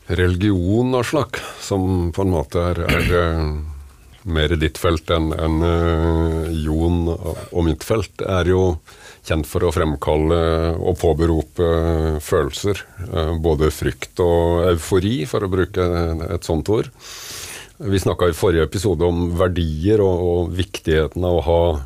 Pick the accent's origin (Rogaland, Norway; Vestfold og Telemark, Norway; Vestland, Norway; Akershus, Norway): Vestfold og Telemark, Norway; Kragerø; Jeg er født og oppvokst i Kragerø